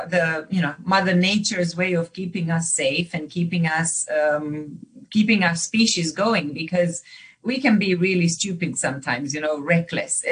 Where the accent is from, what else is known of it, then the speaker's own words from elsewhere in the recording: Romania; moved away; When I was born in Romania